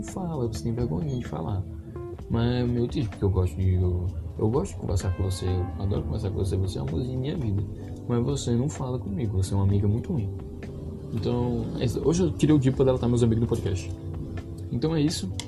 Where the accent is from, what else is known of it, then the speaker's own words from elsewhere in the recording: Pernambuco, Brazil; Eu sou nordestino, tal, pá, pernambucano